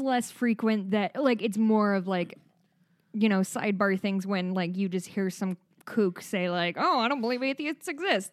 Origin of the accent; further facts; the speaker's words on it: Midwest, United States; accent: Midwest; my Midwest accent comes out really hard sometimes